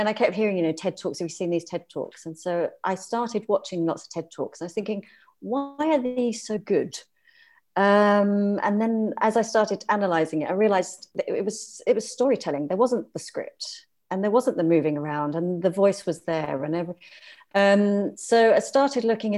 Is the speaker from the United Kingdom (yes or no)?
yes; London, United Kingdom; moved away as an adult; also born or lived in South of France; now in France; So no, I am British. I'm originally from London.